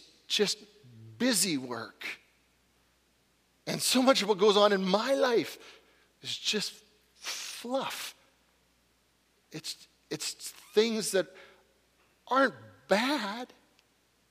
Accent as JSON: {"language": "English", "region": "Northern British Columbia", "country": "Canada", "tie": "born or raised there", "said": "my hometown, Northern BC"}